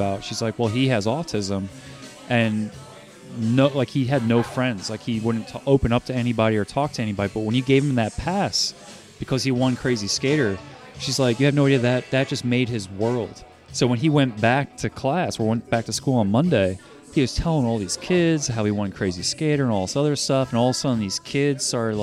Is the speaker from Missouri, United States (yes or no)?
no; New Jersey, United States; moved away; I grew up in New Jersey